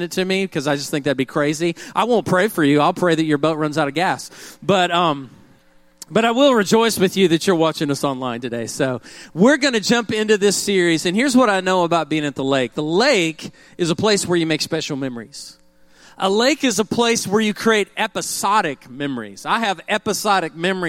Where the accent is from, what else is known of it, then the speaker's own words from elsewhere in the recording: Oklahoma, United States; growing up in Oklahoma